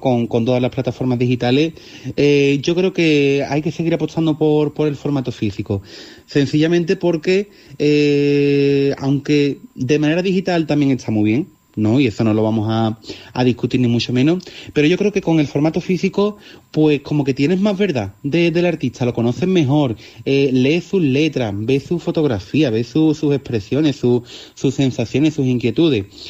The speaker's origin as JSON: {"language": "Spanish", "area": "Olivares, Seville", "region": "Andalusia", "country": "Spain", "said": "Yo soy de Olivar, un pueblo de, Sevilla"}